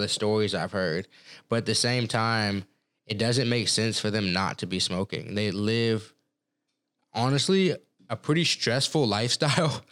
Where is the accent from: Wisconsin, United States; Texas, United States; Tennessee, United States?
Texas, United States; moved away as an adult; also born or lived in Colorado; growing up in Texas